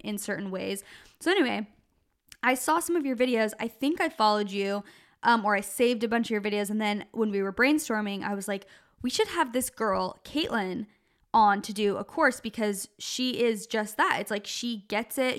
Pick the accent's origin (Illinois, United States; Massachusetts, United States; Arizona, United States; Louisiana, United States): Arizona, United States; Gilbert; moved away as an adult; now in California, United States; we grew up in Gilbert, Arizona, so, like, just outside of Phoenix